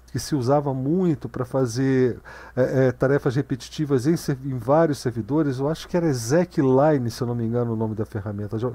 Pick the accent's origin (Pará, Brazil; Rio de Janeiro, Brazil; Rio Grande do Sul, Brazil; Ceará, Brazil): Rio de Janeiro, Brazil; É que eu sou carioca das antigas.